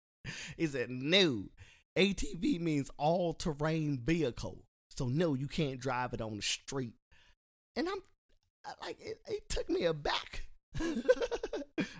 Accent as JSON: {"language": "English", "town": "Philadelphia", "region": "Pennsylvania", "country": "United States", "said": "I'm from Philly"}